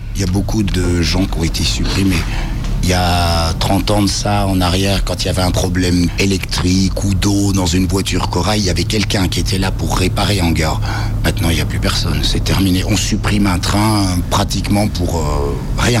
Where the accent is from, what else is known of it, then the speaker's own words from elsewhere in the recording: Jura, Bourgogne-Franche-Comté, France; moved away as an adult; now in Lyon, France; Je suis originaire du Jura.